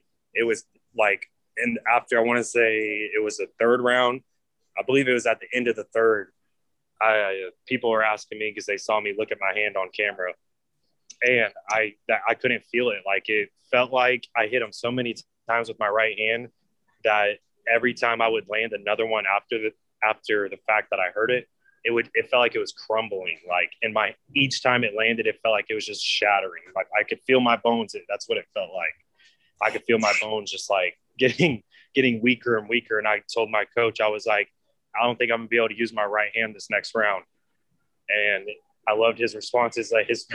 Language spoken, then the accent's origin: English; Danville, Illinois, United States; moved away as an adult; also born or lived in St. Petersburg, Florida; now in Tampa, United States; I'm originally from Danville, Illinois.